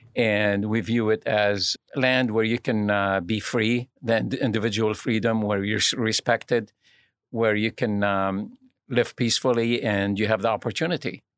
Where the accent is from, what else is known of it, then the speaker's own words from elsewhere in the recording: Lebanon; now in United States; I'm originally from Lebanon, uh, which is in the Middle East